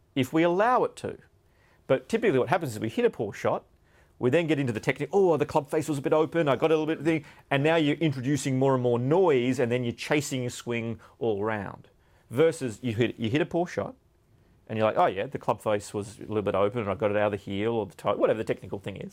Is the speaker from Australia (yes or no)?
yes; Australia; growing up in Australia